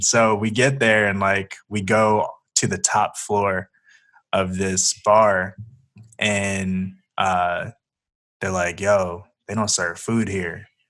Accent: Colorado, United States; moved away; I'm actually not from here. I came from Colorado.

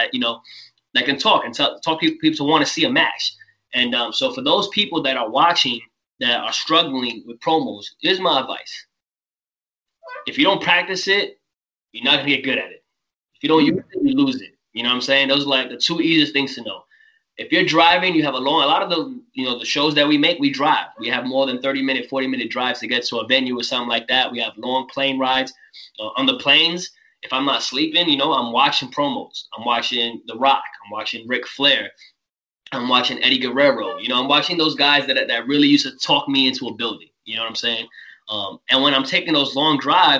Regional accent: New York City, New York, United States; growing up in New York City

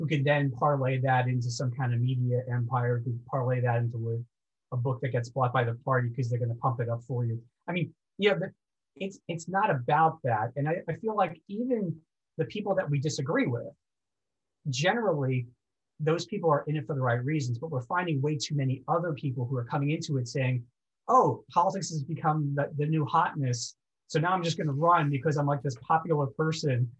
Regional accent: Oceanside, New York, United States; Oceanside, New York, where I grew up.

